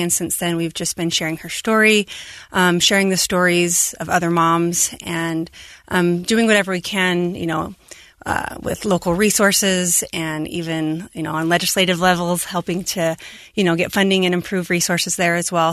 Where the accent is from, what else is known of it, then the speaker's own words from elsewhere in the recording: Moroni, Utah, United States; Abby and I both growing up in Stampede. I grew up in Moroni.